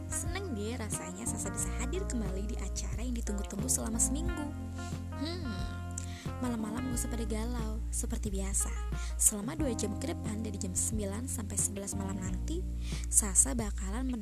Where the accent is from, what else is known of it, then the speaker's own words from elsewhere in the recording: Tegal, Central Java, Indonesia; saya memang asli orang Tegal dan kelahiran pun di Tegal